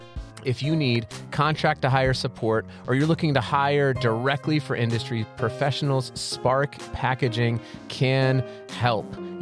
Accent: Colorado Springs, Colorado, United States; now in Fort Collins, United States; Yeah, we're both from Colorado Springs, and then at the time we're living in Fort Collins because we got married right after we went to Colorado State.

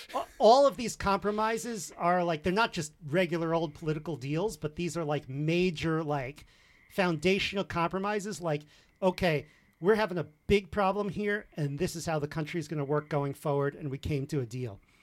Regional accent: Connecticut, United States; now in Massachusetts, United States; although we're in Massachusetts now, but we grew up in Connecticut

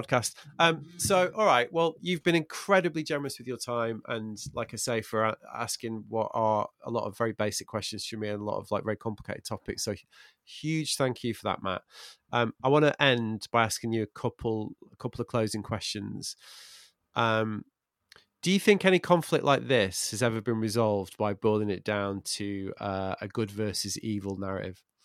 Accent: England, United Kingdom; I'm, I'm English

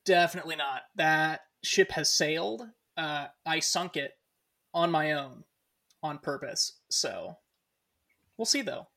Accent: Newcastle, California, United States; born and raised in Northern California, um, what we would kind of consider the greater Sacramento area. Although I was I was born and raised uh, further north than that, a small town called Newcastle, California

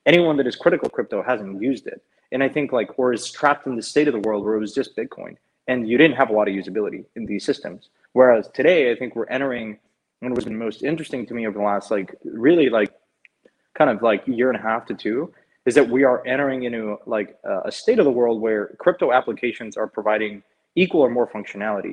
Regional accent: Mexico; moved away; I grew up in Mexico

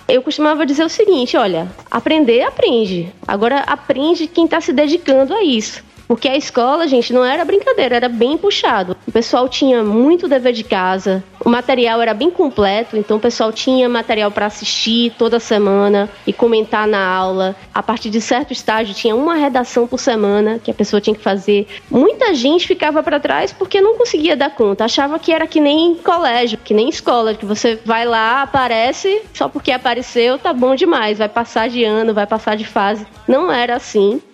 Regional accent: Northeast Region, Brazil; accent: nordestina; eles não perceberam o meu sotaque de nordestina

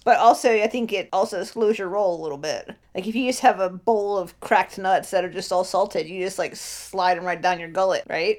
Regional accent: Ohio, United States; I was born in Ohio, baby. I've been in Ohio for fucking too long.

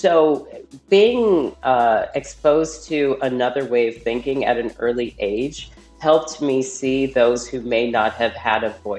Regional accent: Cincinnati, Ohio, United States; And actually, like, you know, I'm from Cincinnati, you know, people just think, oh, that is like what California is like.

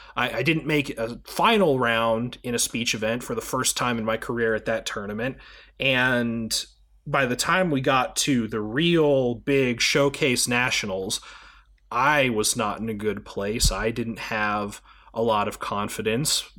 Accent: United States; as an American citizen

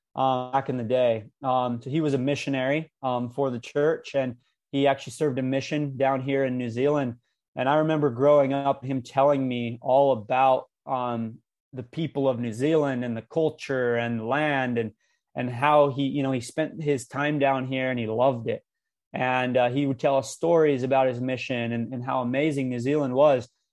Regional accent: Cedar City, Utah, United States; my hometown in Cedar City

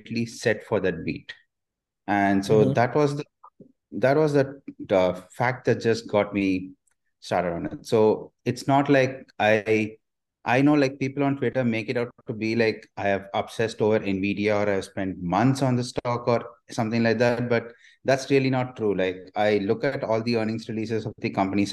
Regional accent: India; I'm an Indian

